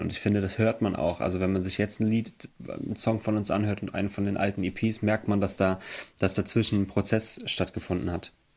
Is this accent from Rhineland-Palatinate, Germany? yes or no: yes; Emmelshausen, Rhineland-Palatinate, Germany; Wir kommen aus Emmelshausen. Das ist im Hunsrück